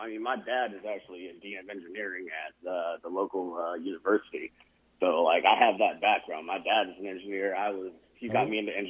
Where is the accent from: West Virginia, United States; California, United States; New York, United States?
California, United States; Sacramento; also born or lived in Silicon Valley; now in Central Coast, California, United States; I'm from Sacramento, but I live in the Central Coast in California.